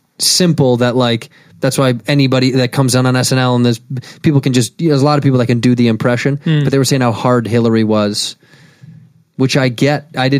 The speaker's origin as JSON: {"language": "English", "town": "Chicago", "region": "Illinois", "country": "United States"}